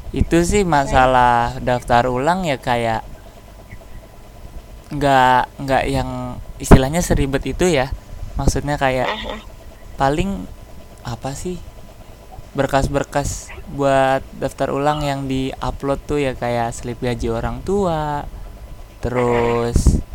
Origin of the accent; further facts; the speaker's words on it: Cileungsi, West Java, Indonesia; kalau aku dari Cilengsi dia dari Bekasi